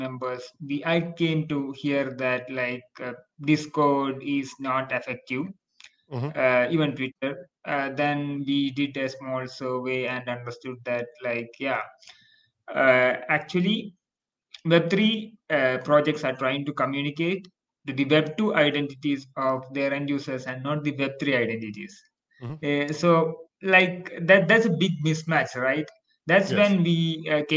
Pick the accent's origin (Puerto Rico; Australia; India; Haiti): India; I'm from India